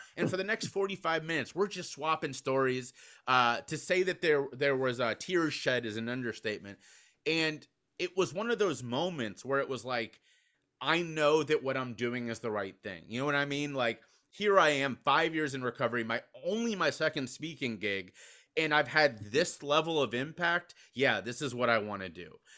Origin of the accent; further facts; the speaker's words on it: Cincinnati, Ohio, United States; my hometown of Cincinnati, Ohio.